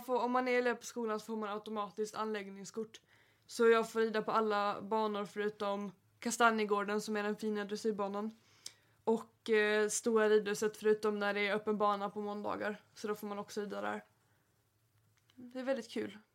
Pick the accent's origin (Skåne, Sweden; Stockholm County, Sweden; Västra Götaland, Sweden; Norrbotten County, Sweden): Skåne, Sweden; Helsingborg; jag kommer från Helsingborg